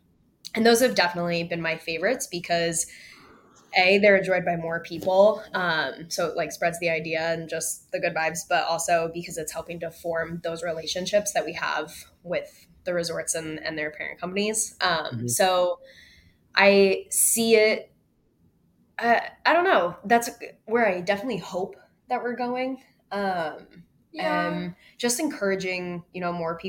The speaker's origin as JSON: {"language": "English", "region": "Vermont", "country": "United States", "tie": "born or raised there", "said": "My sister and I grew up skiing in Vermont"}